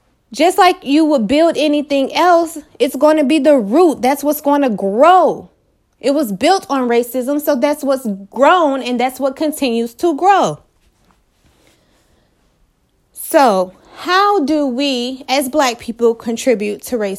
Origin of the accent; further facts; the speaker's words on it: United States; I've been in America. My family's been in America. I'm an American.